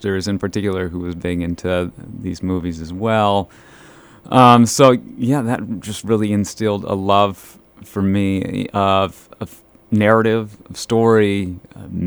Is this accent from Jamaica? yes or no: no; Fosston, Minnesota, United States; now in Bemidji, United States; I grew up in Fauston, Minnesota